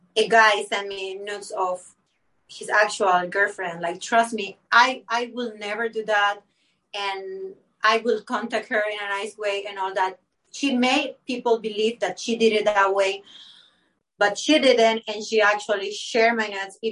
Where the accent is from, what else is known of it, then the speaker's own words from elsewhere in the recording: Panama; English is a second language; I was Panamanian, my English is not my native language